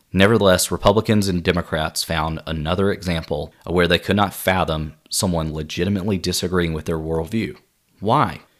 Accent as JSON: {"language": "English", "town": "Spartanburg", "region": "South Carolina", "country": "United States", "tie": "born or raised there", "said": "I grew up in my hometown of Spartanburg, South Carolina"}